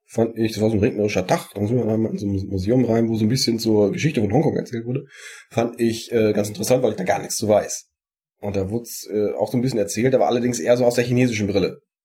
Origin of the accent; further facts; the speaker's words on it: Sauerland, North Rhine-Westphalia, Germany; Bei uns im Sauerland